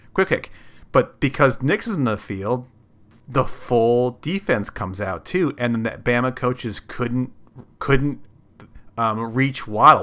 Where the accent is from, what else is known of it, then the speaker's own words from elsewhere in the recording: Ohio, United States; I grew up in Ohio.